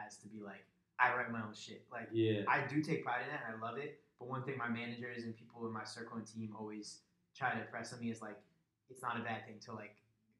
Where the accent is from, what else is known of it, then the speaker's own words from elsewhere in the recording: Springfield, Massachusetts, United States; now in Hartford, United States; I'm not originally from Hartford. I'm from the Springfield, Massachusetts area.